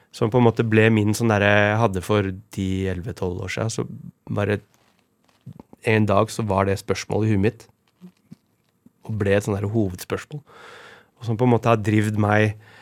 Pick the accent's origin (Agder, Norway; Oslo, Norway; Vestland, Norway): Oslo, Norway; jeg vokste opp på Romsås.